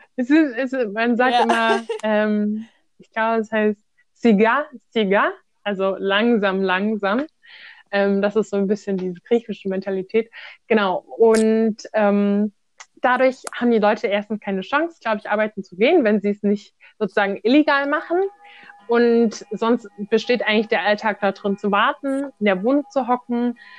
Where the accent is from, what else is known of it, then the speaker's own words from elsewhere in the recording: Germany; wir als Deutsche sprechen jetzt Hochdeutsch